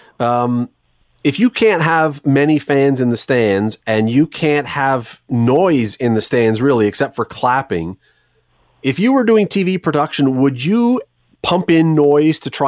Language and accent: English; Canada; I think for Canadians